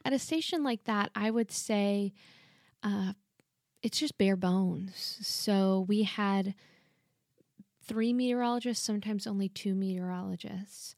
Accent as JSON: {"language": "English", "area": "Dallas area and San Antonio", "region": "Texas", "country": "United States", "tie": "born or raised there", "said": "I grew up partially in the Dallas area and partially here in San Antonio"}